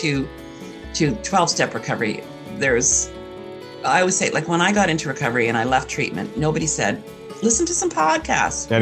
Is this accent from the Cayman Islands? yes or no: no; Canada; my privilege as a white cis educated, yes. And I also say Canadian.